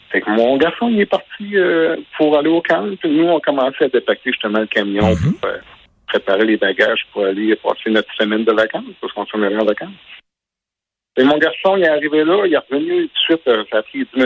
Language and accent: French; Murdochville, Quebec, Canada; Nous, on est natifs de Murdochville en Gaspésie